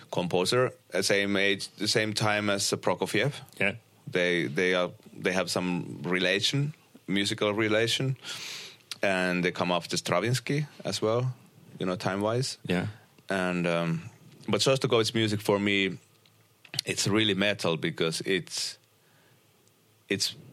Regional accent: Uusimaa, Finland; uh, close to Helsinki

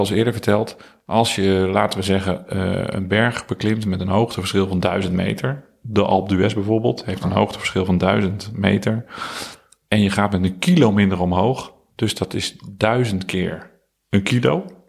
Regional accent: Houten, Utrecht, Netherlands; now in Soest, Netherlands; ik ben opgegroeid in Utrecht, of uh, in Houten en daarna gaan studeren in Utrecht. Dus, en nu woon ik in Soest

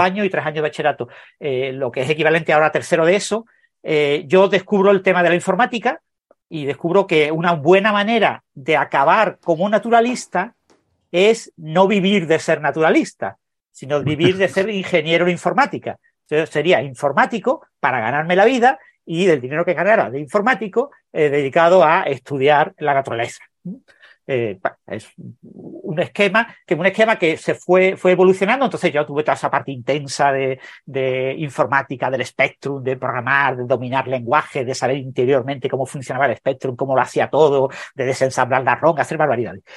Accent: Mijas, Andalusia, Spain; moved away as an adult; also born or lived in Madrid; yo nací en Mijas, es un pueblo pequeño de la costa eh, sur de, de Málaga

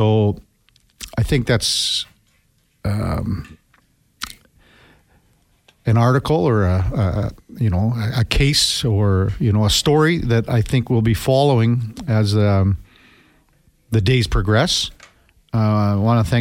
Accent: Melville, Saskatchewan, Canada; now in Edmonton, Canada; I grew up in Melville, and Todd McClellan grew up across the street from us.

